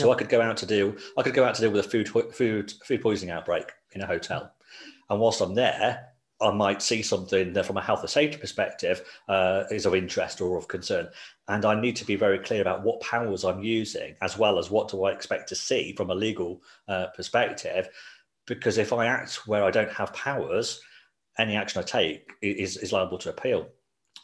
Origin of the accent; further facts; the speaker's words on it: Coventry, West Midlands, United Kingdom; also born or lived in Nottingham; I grew up in Coventry, so that's my home city, that's where I still live now.